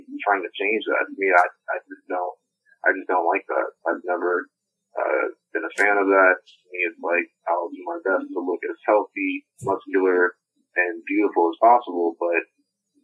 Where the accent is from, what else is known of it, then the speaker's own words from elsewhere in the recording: New Orleans, Louisiana, United States; I was born in New Orleans